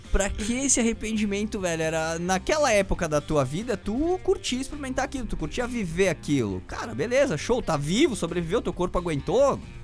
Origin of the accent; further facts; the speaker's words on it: Brazil; sou brasileiro